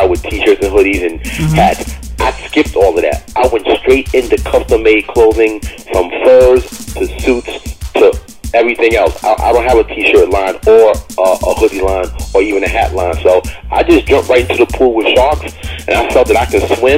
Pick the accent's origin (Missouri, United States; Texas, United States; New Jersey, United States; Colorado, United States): New Jersey, United States; Bergen County; also born or lived in Bronx, New York; I was born in the Bronx, like as a baby, but as soon as, like, when I opened my eyes and really knew where I was at, my father and mother had a house in Jersey, Bergen County, New Jersey.